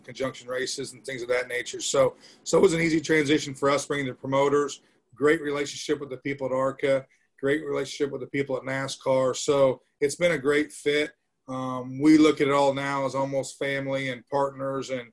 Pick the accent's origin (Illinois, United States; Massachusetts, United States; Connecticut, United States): Illinois, United States; Macon; there's a track, Macon Speedway, here in my hometown